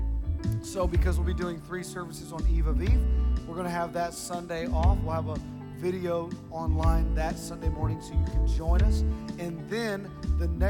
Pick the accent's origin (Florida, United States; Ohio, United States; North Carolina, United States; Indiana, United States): Ohio, United States; moved away; I'm from Ohio